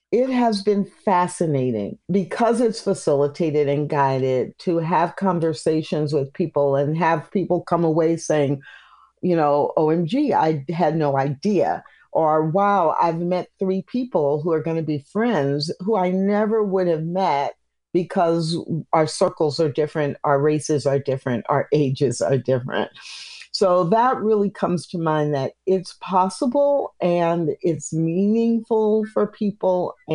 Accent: Missouri, United States; also born or lived in Illinois / Kansas; now in Texas, United States; I live in Texas, but I grew up in the Midwest, Missouri, Illinois, Kansas.

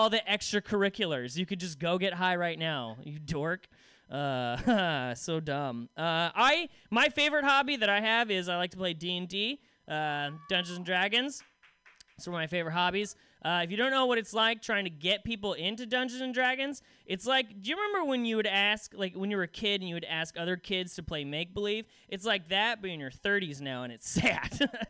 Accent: Salem, Oregon, United States; I come from Salem, which is a town no one gives a shit about

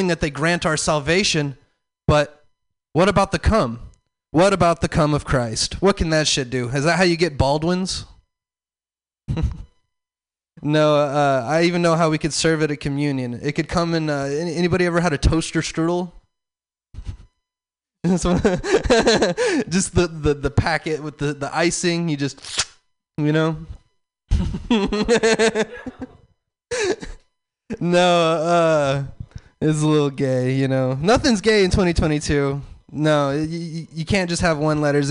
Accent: the South, United States; I'm from the South.

